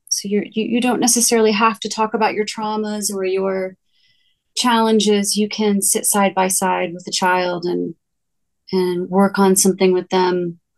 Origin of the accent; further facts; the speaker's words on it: New Jersey, United States; now in Colorado, United States; I didn't really get into it until I graduated college and I moved to Colorado from New Jersey.